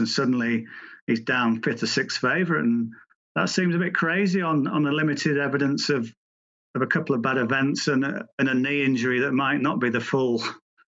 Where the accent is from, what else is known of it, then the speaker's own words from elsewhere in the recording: England, United Kingdom; as an Englishman